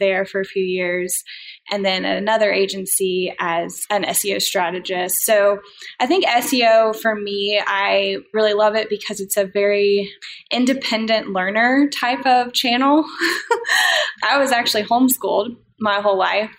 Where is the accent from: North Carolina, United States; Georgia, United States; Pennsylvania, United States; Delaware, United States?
North Carolina, United States; Durham; moved away as an adult; also born or lived in Colorado; Then I uh, moved back home. I'm originally from Durham, North Carolina.